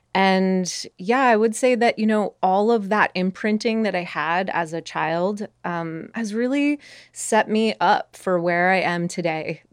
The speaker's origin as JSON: {"language": "English", "town": "Montreal", "region": "Quebec", "country": "Canada", "tie": "born or raised there", "said": "I grew up in Montreal"}